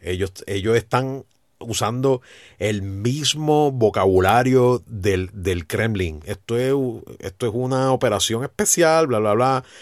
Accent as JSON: {"language": "Spanish", "country": "Puerto Rico", "said": "nosotros como boricua"}